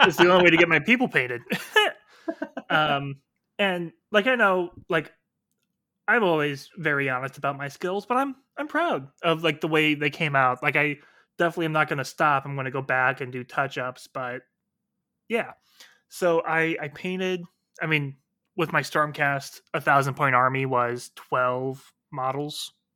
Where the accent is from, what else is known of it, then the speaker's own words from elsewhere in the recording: Iowa, United States; my home state of Iowa